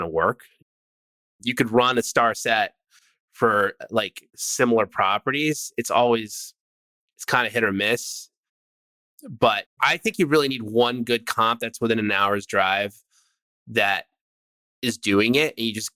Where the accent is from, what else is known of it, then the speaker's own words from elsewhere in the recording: upstate New York, United States; now in California, United States; I am from upstate New York. I'm from the East Coast. All my family's back there.